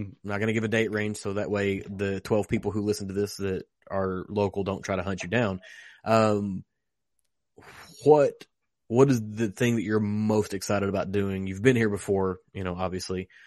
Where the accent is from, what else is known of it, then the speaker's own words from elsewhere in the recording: Western Kentucky, United States; I'm from Western Kentucky